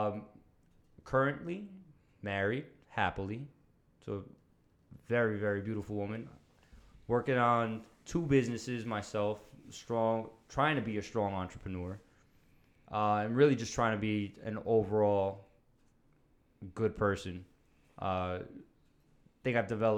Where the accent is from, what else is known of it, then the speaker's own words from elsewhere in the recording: New York City, New York, United States; also born or lived in Monroe, Orange County, New York; Started out in the Bronx